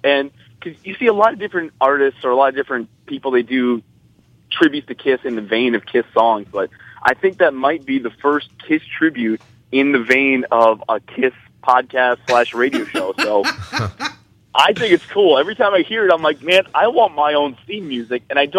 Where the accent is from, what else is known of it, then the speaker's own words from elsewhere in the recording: New Jersey, United States; I love New Jersey. I'm from New Jersey.